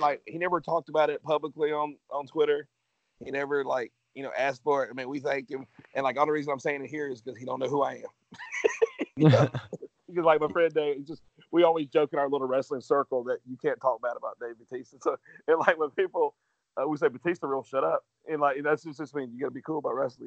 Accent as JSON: {"language": "English", "region": "Georgia", "country": "United States", "said": "I'm from Georgia"}